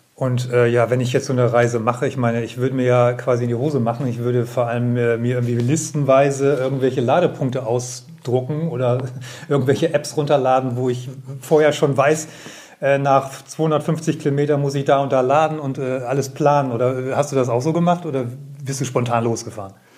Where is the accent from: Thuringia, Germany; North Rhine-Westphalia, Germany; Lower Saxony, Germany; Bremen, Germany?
Bremen, Germany; Ich bin ja selber Bremer